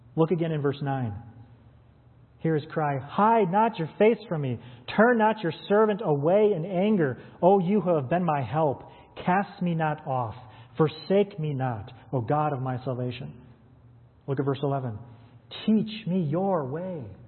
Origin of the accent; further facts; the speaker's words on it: United States; we as American Western Christians